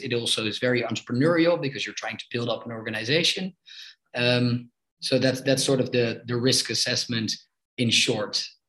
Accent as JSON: {"language": "English", "town": "Amsterdam", "region": "North Holland", "country": "Netherlands", "said": "I'm 32 years old and I'm from Amsterdam in the Netherlands."}